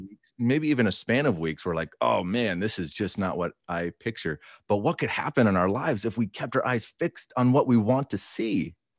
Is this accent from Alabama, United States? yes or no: no; Minnesota, United States; moved away; I'm a transplant. I grew up in Minnesota